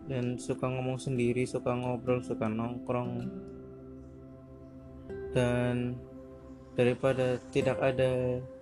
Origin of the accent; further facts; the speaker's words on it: Purwokerto, Central Java, Indonesia; kalau balik ke Cilacap juga saya dari Purwokerto suka ngomong sendiri di atas motor gitu